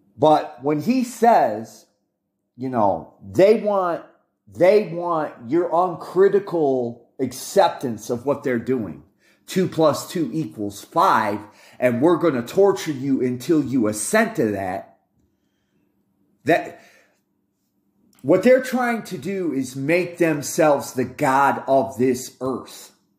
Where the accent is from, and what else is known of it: United States